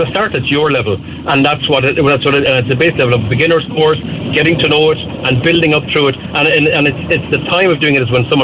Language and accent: English; Cork, Munster, Ireland; We're from Mayfield